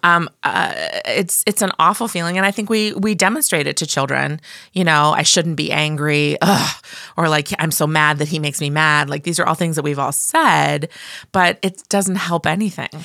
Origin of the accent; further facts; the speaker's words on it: Midwest, United States; I'm from the Midwest